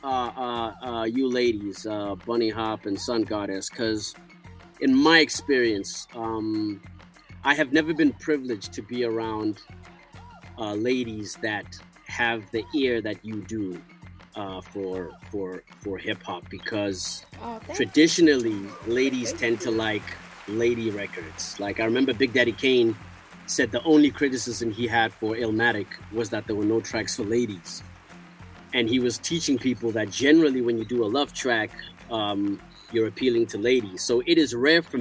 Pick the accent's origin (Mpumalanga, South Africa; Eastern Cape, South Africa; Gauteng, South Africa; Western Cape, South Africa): Gauteng, South Africa; Johannesburg; South Africa, Johannesburg.